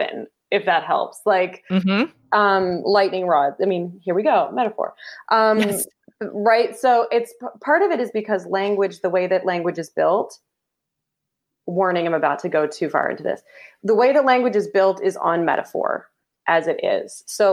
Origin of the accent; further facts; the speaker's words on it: Canada; Canadian. I'm a Canadian